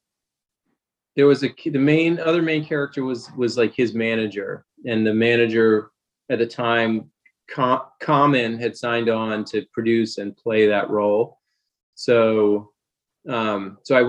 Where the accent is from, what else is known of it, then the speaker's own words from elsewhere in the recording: Wilmington, Delaware, United States; moved away as an adult; also born or lived in Baltimore; I grew up in Wilmington, Delaware